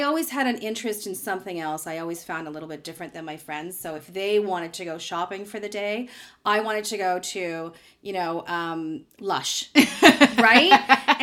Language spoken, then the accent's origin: English; Toronto, Ontario, Canada; I grew up here in Toronto, in the Beaches area